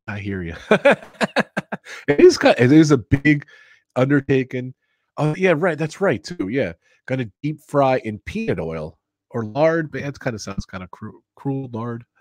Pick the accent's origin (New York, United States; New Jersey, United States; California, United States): New Jersey, United States; I grew up in Jersey. I'm a Jersey boy.